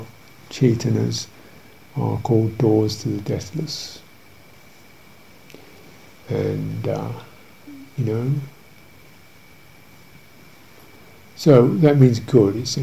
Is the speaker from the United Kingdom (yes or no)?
yes; United Kingdom; being British